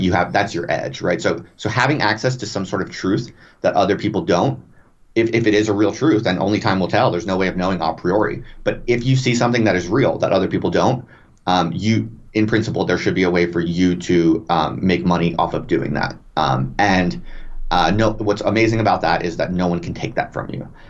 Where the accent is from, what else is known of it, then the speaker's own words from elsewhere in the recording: United States; moved away as an adult; also born or lived in England; I'm American, but I moved to England for a tenure track job